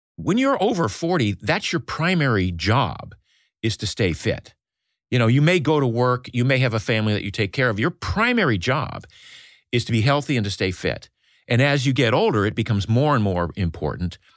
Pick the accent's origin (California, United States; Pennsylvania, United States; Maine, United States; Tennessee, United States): Maine, United States; I grew up in Maine in a small fishing village